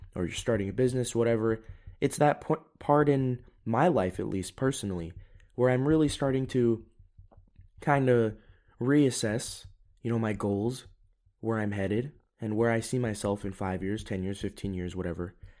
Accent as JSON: {"language": "English", "country": "United States", "moved": "yes", "lives_now": "Europe", "said": "I'm an American. I am living in Europe, but I haven't given up my citizenship"}